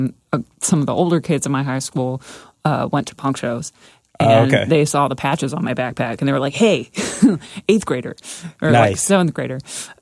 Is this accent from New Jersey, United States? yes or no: yes; Martinsville, New Jersey, United States; I lived like up the hill from Boundbrook. Okay. I grew up in Martinsville.